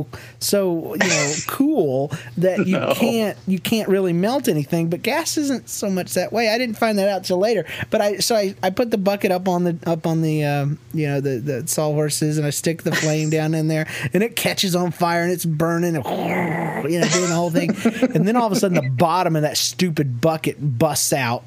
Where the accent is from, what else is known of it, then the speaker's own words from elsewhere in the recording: the South, United States; now in Kansas City, United States; I'm from the South